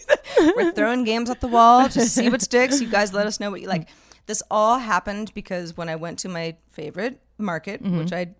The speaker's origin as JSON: {"language": "English", "region": "Northern California", "country": "United States", "said": "We're both from Northern California. Mm-hmm. We're roughly the same age."}